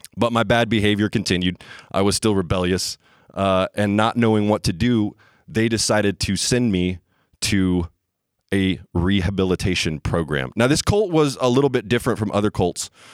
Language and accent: English; the Bible Belt, United States; I grew up in the Bible Belt